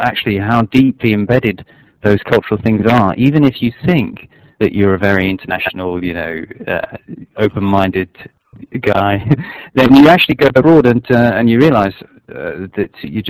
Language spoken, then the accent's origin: English; London, United Kingdom; moved away as an adult; I grew up partly living in a kind of, basically a squat in South London, which is a rough area of town, and going to a pretty rough school, and partly living in a very wealthy part of North London because my parents were divorced.